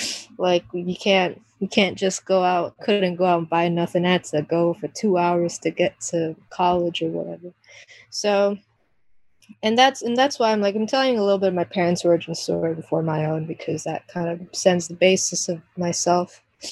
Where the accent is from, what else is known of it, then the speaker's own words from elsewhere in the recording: Jamaica; born there; And then my origin story is a whole mixed bag, because, you know, I was born in Jamaica.